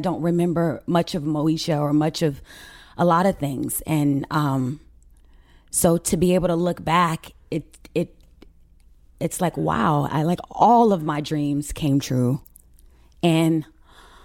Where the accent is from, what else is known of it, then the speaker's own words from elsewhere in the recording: Carson, California, United States; also born or lived in Mississippi; I was born there, yes. But we grew up in Carson, California.